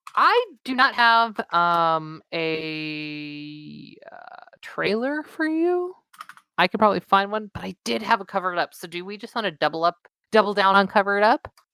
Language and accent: English; Southern California, United States; I'm from Southern California